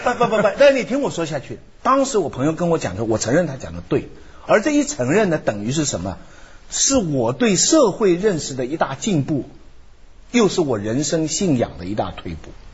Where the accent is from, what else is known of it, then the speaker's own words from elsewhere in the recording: China; 我们中国人